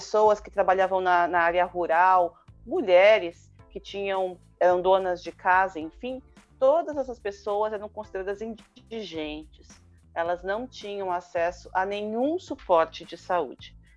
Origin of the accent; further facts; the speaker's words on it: São Paulo, Brazil; presidente da Associação Artemis e membro do mandato coletivo da bancada ativista, sou de São Paulo